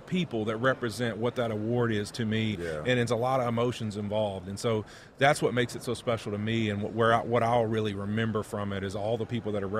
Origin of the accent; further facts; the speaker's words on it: Monroe, Louisiana, United States; my hometown in Monroe, Louisiana, or West Monroe